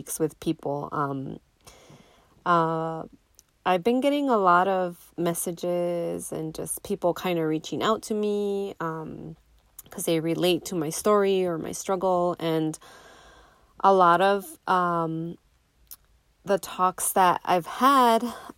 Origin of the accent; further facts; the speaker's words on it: Nogales, Arizona, United States; But we grew up in Nogales, Arizona. Me and my siblings, all three of them.